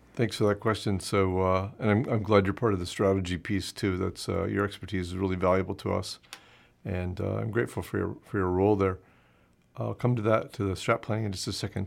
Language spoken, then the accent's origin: English; United States; moved away as an adult; now in Canada; it's the American in me